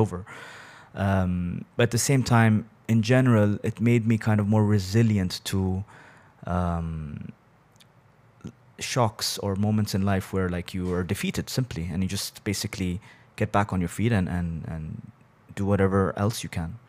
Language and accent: English; Bahrain; born or raised there; also born or lived in Abu Dhabi, United Arab Emirates